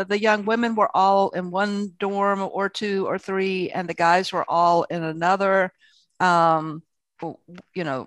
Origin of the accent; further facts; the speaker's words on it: Columbia, South Carolina, United States; I was from Columbia, South Carolina